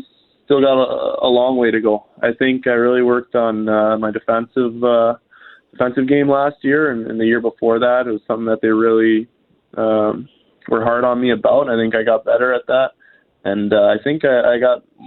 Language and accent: English; Ontario, Canada; moved away; I'm from Ontario, and it's going to be cool to be living in Canada again